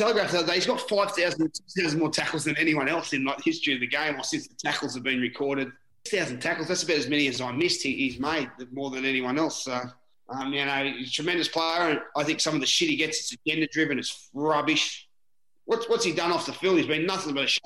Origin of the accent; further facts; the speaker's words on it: Newcastle, New South Wales, Australia; I'm a halfback from Newcastle